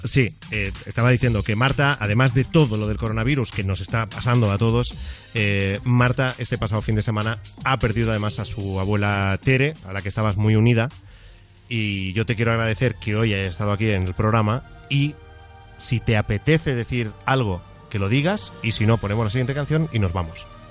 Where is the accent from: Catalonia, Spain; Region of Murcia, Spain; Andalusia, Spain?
Catalonia, Spain; Mollet del Vallès; yo soy de Mollet, que está al lado de Granollers